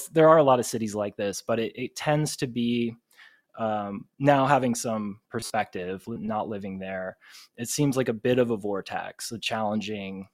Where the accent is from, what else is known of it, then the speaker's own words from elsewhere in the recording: Front Royal, Virginia, United States; moved away as an adult; also born or lived in Savannah, Georgia; I'm from Virginia, Northern Virginia, and it's where I live now as well. So I grew up outside of a town called Front Royal.